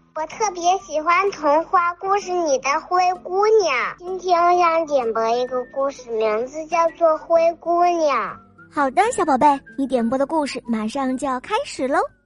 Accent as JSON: {"language": "Chinese", "area": "Dagang District", "region": "Tianjin", "country": "China", "said": "我来自大港区"}